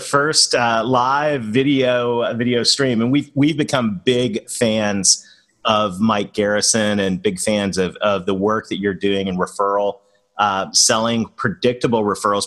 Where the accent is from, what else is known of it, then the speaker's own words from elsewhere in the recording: Canada; moved away; being a Canadian that married a Southern girl